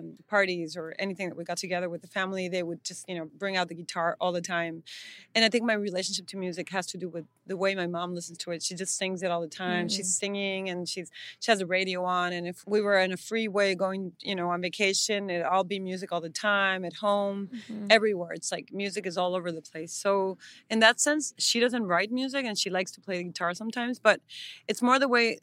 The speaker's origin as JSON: {"language": "English", "town": "Tijuana", "region": "Baja California", "country": "Mexico", "said": "we're from Tijuana"}